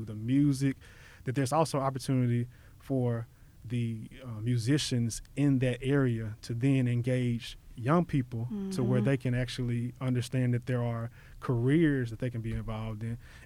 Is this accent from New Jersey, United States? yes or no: no; Memphis, Tennessee, United States; I keep on saying South Memphis, but I was born and raised in Whitehaven.